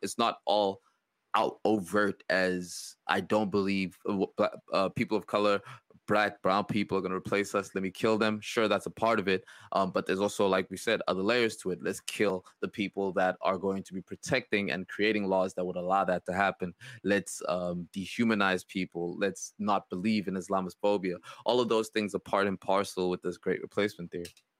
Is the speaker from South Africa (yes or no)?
yes; South Africa; It made me think of my home country